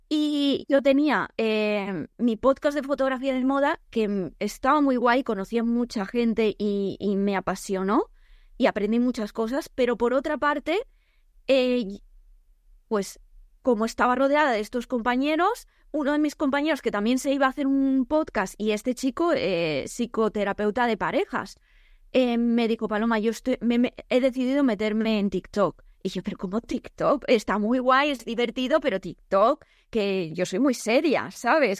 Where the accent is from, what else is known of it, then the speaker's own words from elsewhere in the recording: El Campello, Valencian Community, Spain; yo soy de Alicante, de El Campello